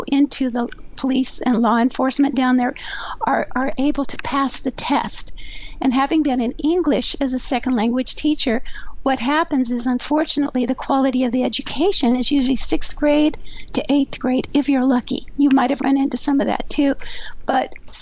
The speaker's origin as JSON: {"language": "English", "region": "Southern California", "country": "United States", "also_born_or_lived": "New Mexico", "said": "I'm from Southern California"}